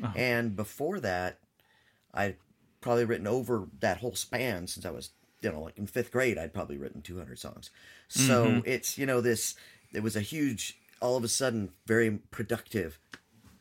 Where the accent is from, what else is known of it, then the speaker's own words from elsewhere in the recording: California, United States; also born or lived in Alabama / Florida / Georgia; now in Tennessee, United States; I grew up in California, but I've lived all over the country. I've moved around for different reasons.